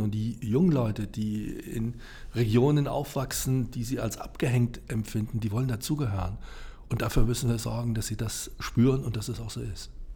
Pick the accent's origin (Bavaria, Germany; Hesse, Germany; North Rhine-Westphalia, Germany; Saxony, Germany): Hesse, Germany; Giessen; ich komme aus Gießen, bin dort geboren und aufgewachsen